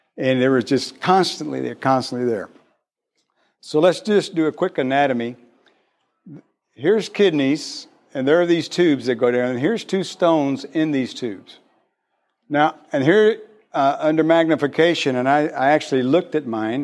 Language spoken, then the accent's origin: English; McAllen, Texas, United States; moved away as an adult; I've only been here a year. I come from South Texas, real South Texas in Mac Allen.